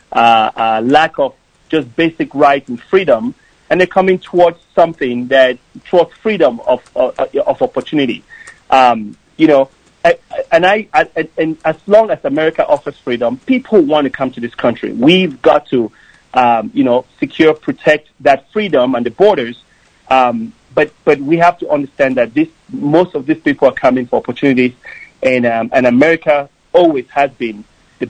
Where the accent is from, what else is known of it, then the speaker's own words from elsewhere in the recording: Cameroon; now in United States; I grew up in Cameroon, which is a country in the west coast of Africa